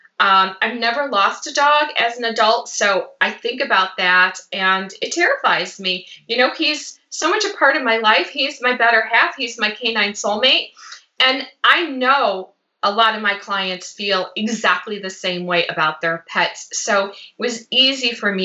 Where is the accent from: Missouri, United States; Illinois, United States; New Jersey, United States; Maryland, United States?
Illinois, United States; Chicago; moved away as an adult; now in Los Angeles, United States; I was born and raised in Chicago